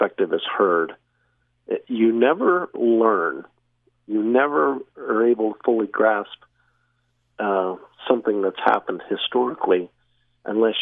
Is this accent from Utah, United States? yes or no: yes; Syracuse, Utah, United States; now in Providence, United States; I was born and raised in Syracuse